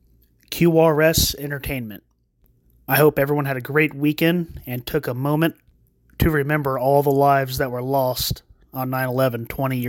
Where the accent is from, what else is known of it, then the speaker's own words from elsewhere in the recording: Florida, United States; I'm actually from Florida, right down the road from Gainesville